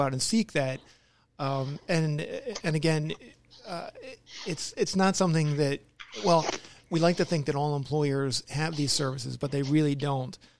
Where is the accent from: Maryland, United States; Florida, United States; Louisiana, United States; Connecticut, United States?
Maryland, United States; moved away; I grew up in the Maryland area